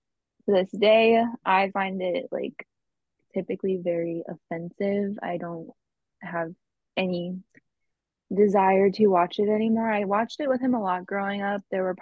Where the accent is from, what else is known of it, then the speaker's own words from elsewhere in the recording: Pittsburgh, Pennsylvania, United States; I grew up in Pittsburgh, PA, and we won the Super Bowl 3 years in a row.